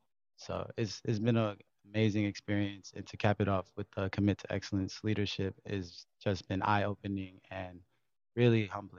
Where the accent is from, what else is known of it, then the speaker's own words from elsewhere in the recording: Carpentersville, Illinois, United States; I'm from Carpentersville, Illinois, and I currently attend Augustana.